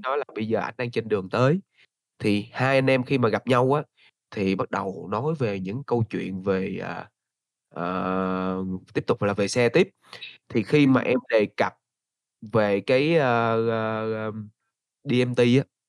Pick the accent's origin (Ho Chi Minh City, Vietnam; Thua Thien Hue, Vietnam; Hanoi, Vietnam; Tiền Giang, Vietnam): Ho Chi Minh City, Vietnam; moved away as an adult; now in Da Lat, Vietnam; mình là người Đà Lạt đến từ Sài Gòn